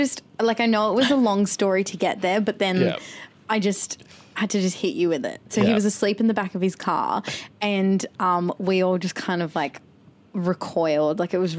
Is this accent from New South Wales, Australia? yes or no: no; Queensland, Australia; I grew up in Queensland